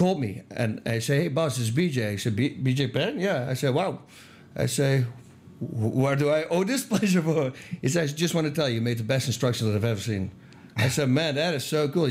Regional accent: Eindhoven, North Brabant, Netherlands; moved away; I'm from Eindhoven, Holland

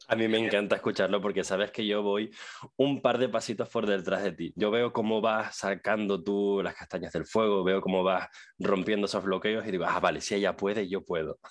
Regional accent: Tenerife, Canary Islands, Spain; Es mi tierra

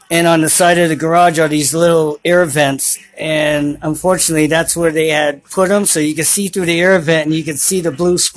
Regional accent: New York City, New York, United States; also born or lived in Brooklyn / Bronx; I was born and raised in Manhattan. Um, lived in Brooklyn, Bronx.

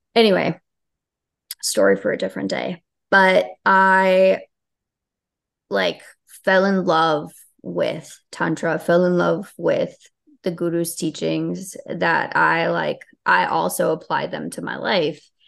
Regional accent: Chicago, Illinois, United States; also born or lived in Albania; I grew up in Chicago.

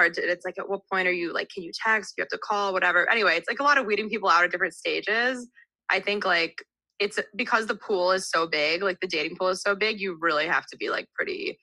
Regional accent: New Jersey, United States; moved away as an adult; also born or lived in Texas; now in New York, United States; I'm from New Jersey. So I grew up like 20 minutes outside New York City.

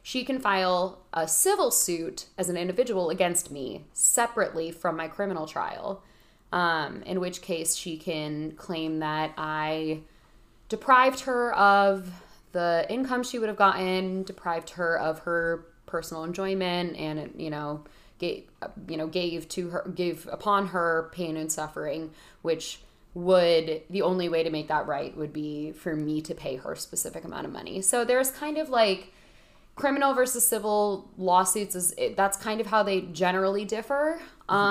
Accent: Connecticut, United States; I'm from Connecticut.

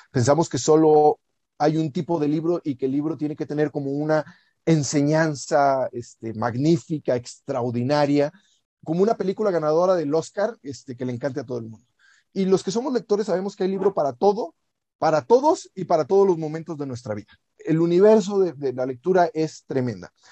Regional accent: Río Verde, San Luis Potosí, Mexico; En Río Verde se había muy poca televisión, o sea, yo crecí en Río Verde, San Luis Potosí, ahí donde empieza la Huasteca.

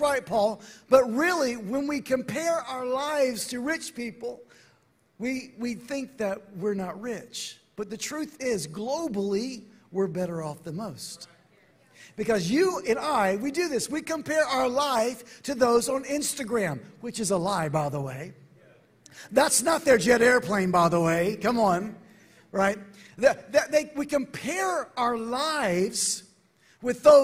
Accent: Atlanta, Georgia, United States; I'm from Atlanta

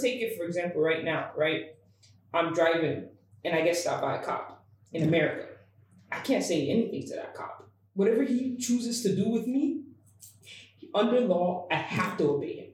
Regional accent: United States; now in Ghana; As an American

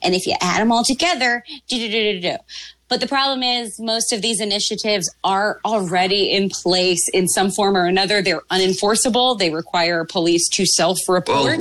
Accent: Maryland, United States; I'm from Maryland

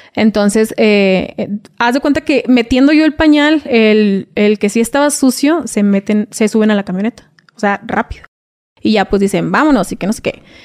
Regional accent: Reynosa, Tamaulipas, Mexico; moved away as an adult; also born or lived in Veracruz; yo soy de Reynosa, Tamaulipas. Viví ahí, residí ahí todo.

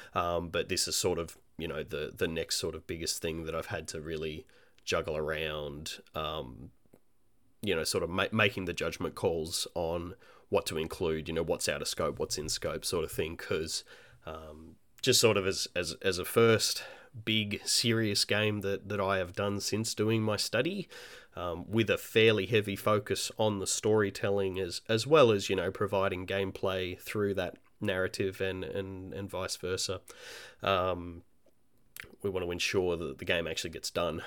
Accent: Australia; also born or lived in Melbourne; I'm an Australian independent, uh, game developer

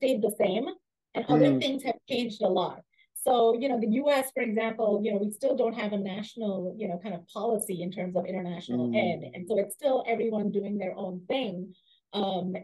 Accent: India; moved away as an adult; also born or lived in Germany / Austria / Providence, Rhode Island / Michigan; now in Seattle, United States; grew up in India and studied in Germany and Austria first, and then came to the U.S. as an international student

